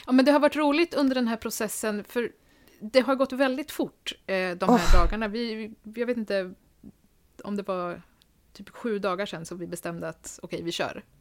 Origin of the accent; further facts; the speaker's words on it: Linköping, Östergötland, Sweden; moved away as an adult; also born or lived in Stockholm; now in Nyköping, Sweden; jag är född i Linköping, ah. eh, där jag också är uppvuxen, men flyttade till Stockholm direkt efter gymnasiet